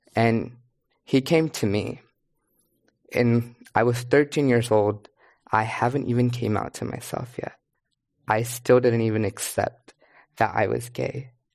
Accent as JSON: {"language": "English", "town": "Kerman", "region": "California", "country": "United States", "tie": "born or raised there", "also_born_or_lived": "Berkeley, California", "moved": "as an adult", "said": "I grew up in Carmen, California, which is majority Latinx"}